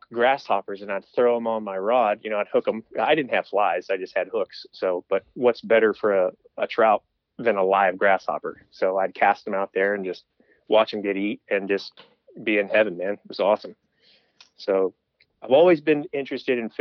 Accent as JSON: {"language": "English", "town": "Brevard", "region": "North Carolina", "country": "United States", "tie": "born or raised there", "said": "I'm from Western North Carolina, the Asheville area. I grew up in a small town called Brevard"}